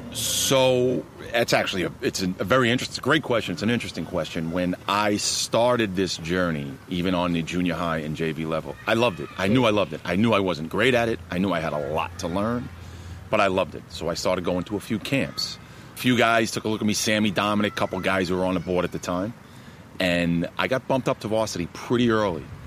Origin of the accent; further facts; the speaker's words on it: Elmont, New York, United States; also born or lived in Woodside, Queens, New York; Born in Woodside, Woodside, Queens. Came out to Elmont, Long Island, uh, home of the Spartans first, second grade